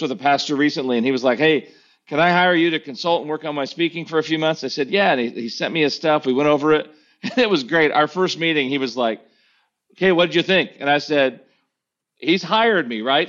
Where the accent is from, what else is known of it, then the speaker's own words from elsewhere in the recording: United States; as an American preacher